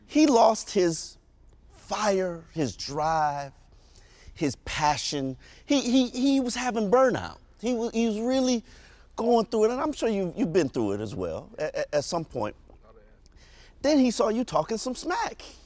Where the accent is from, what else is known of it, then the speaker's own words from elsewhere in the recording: Jamaica; I'm Jamaican.